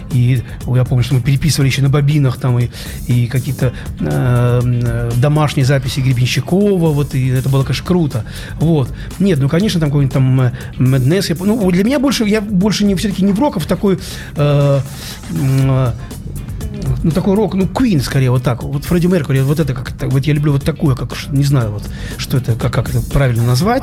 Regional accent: Saint Petersburg, Russia; только я один питерский

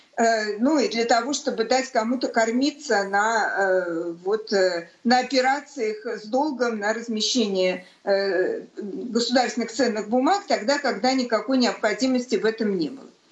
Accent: Saint Petersburg, Russia; как у всех коренных ленинградцев, естественно, у меня дед погиб в блокаду Ленинграда

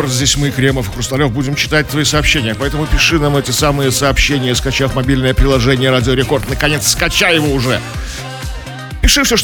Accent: Saint Petersburg, Russia; Я, точно не средний, я такой необычный петербуржец.

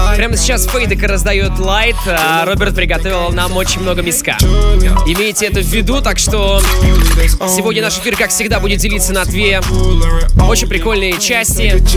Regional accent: Salavat, Bashkortostan, Russia; moved away; Я сам из Салавата просто. Это же совсем рядышком.

